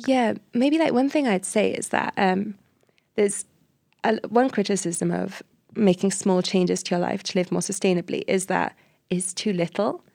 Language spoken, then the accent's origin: English; Cardiff, Wales, United Kingdom; I come from Cardiff, and the area where I live in just doesn't have enough trees